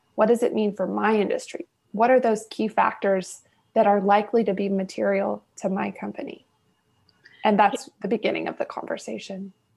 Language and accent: English; Houston, Texas, United States; also born or lived in Washington, D.C.; born and raised in Houston. I'm a native Houstonian